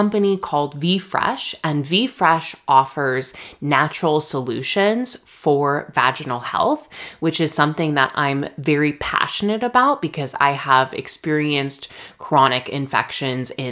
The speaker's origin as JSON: {"language": "English", "town": "Redlands", "region": "California", "country": "United States", "tie": "born or raised there", "said": "my hometown, Redlands"}